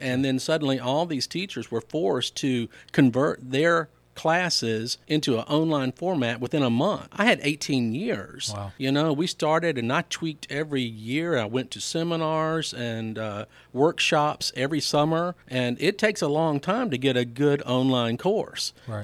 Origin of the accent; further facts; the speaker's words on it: Laurel, Mississippi, United States; also born or lived in DeSoto County, Mississippi; I was born and raised in Laurel, Mississippi